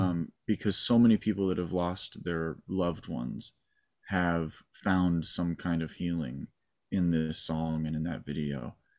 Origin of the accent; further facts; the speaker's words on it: Malibu, California, United States; I was born in Malibu and raised in Malibu